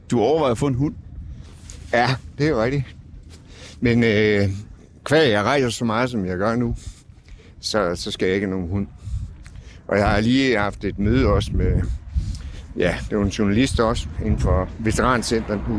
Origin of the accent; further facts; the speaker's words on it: Stockholm, Stockholm County, Sweden; er fra Stockholm. Der gør vi det.